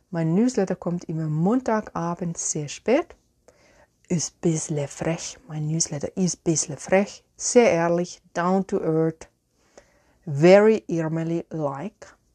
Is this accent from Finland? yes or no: yes; Finland; German is a second language; ich habe hier ein Teebeutelchen in meine Lieblingstasse aus Finnland, aus meiner Heimat.